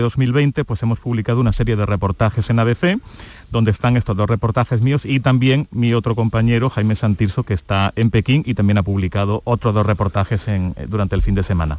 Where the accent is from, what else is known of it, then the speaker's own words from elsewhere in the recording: Córdoba, Andalusia, Spain; now in China; yo soy cordobés y me pilláis ahora aquí de vacaciones en España